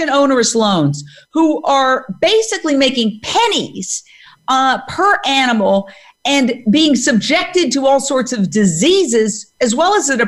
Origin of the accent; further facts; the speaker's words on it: New York City, New York, United States; I was born and raised in Midtown Manhattan